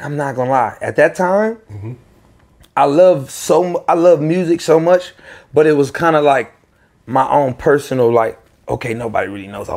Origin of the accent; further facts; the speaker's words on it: Virginia, United States; I'm from Virginia